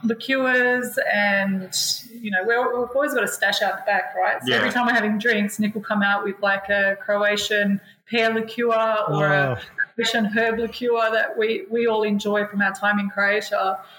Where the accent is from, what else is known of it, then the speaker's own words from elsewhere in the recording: New Zealand; you know, as another Kiwi, he was really supportive